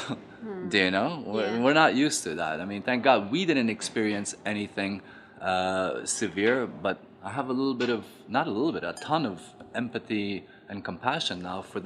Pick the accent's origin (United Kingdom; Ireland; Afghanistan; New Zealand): Afghanistan; moved away; growing up in Afghanistan in the 70s, and the mentality was completely different